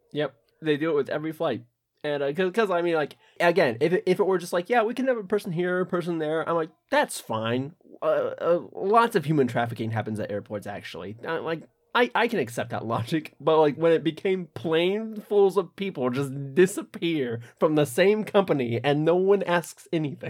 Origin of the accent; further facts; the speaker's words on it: United States; I'm American